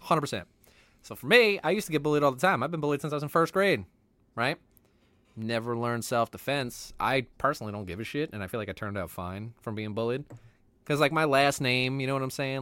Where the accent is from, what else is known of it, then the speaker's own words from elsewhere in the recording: United States; I'm just American